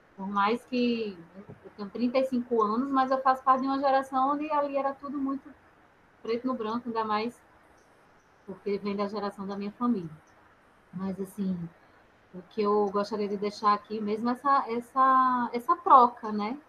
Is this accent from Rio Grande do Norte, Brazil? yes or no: yes; Natal, Rio Grande do Norte, Brazil; now in Rio de Janeiro, Brazil; também sou nordestina, sou de Natal. Ah! Moro, né, moro no Rio